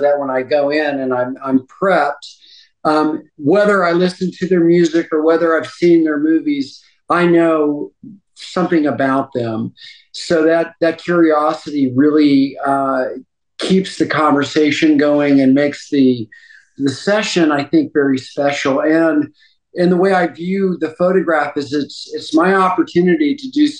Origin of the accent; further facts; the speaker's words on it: Texas, United States; moved away; also born or lived in New York; growing up in Texas, I was fortunate to have two older brothers